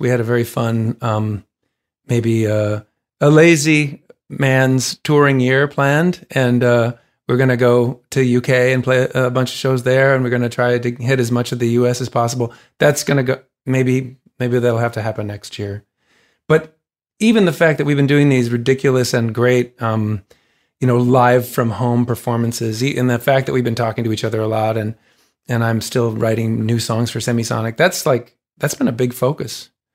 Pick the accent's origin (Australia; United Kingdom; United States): United States; Saint Paul, Minnesota; Saint Paul played it a bunch of times, a non-embarrassing number of times in my hometown